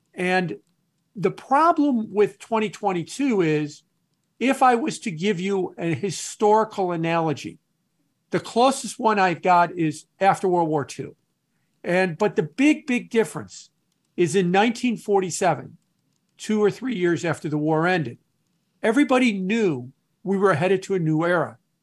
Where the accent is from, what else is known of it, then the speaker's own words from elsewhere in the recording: Chicago, Illinois, United States; also born or lived in New York City / Milwaukee, Wisconsin; I'm a Midwesterner. I've, um, was born and raised in the Chicago area, left and went to New York for several years, and now I'm back in the Chicago area.